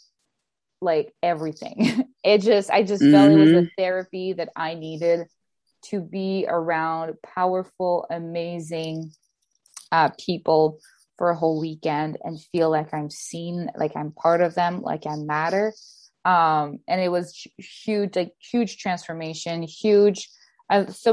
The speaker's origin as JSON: {"language": "English", "country": "Canada", "second_language": "English", "said": "I'm Canadian"}